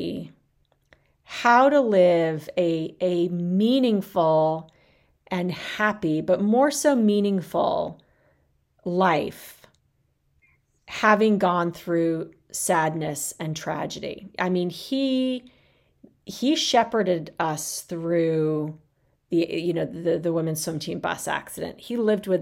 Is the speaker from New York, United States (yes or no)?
no; Arizona, United States; moved away as an adult; also born or lived in South Bend; I grew up in Arizona. It was far from home